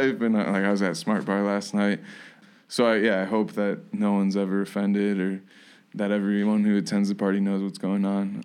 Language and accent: English; Kalamazoo, Michigan, United States; moved away; my hometown of Kalamazoo Michigan